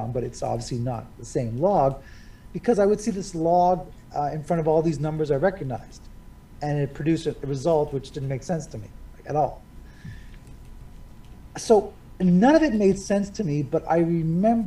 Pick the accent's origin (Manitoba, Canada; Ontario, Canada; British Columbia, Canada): Ontario, Canada; north of Toronto; also born or lived in Hobart, Tasmania, Australia; we had moved to Canada in 1970, and I was born in Australia, Hobart, Tasmania. And in 1972, we moved into our first house, a semi-detached house, just north of Toronto, here in the province of Ontario